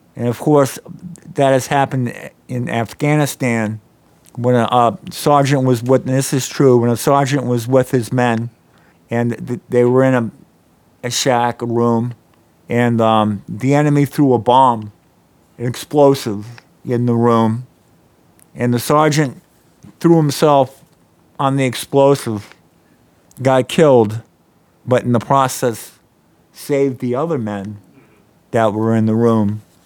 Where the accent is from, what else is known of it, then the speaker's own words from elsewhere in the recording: Norfolk, Virginia, United States; I grew up in Norfolk, Virginia